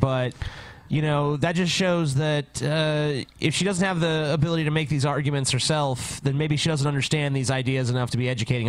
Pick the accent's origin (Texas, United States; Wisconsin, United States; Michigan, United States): Michigan, United States; Flint; My hometown of Flint, Michigan.